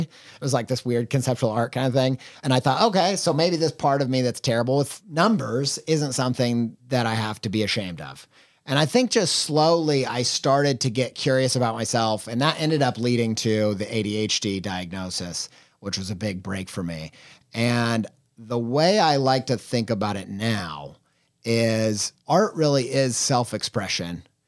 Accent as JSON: {"language": "English", "town": "Columbus", "region": "Indiana", "country": "United States", "moved": "yes", "lives_now": "Columbus, United States", "said": "we're both from Columbus, Indiana"}